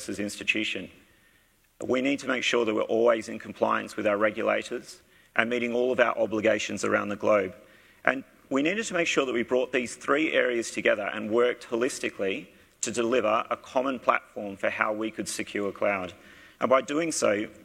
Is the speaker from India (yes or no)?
no; Australia; you can probably pick from my accent, I am from Australia